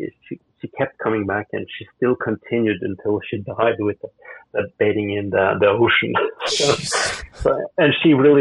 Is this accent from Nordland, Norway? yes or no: yes; Bodø, Nordland, Norway; My hometown of Bulda is called the city in the wind. And, it's in the same latitude as Lofoten. It's just on the mainland